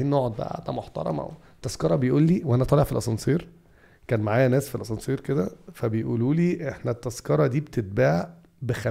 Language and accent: Arabic; Egypt; اصل احنا عندنا في مصر نفس الكلام ده التفاؤل والتشاؤم ده في الكوره